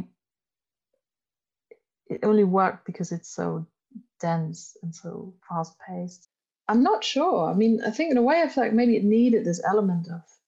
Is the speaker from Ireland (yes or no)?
no; Germany; first language German; English is a second language; moved away as an adult; now in United Kingdom; I grew up in Germany and that is, you know, my first language, but I've lived here for 15 years now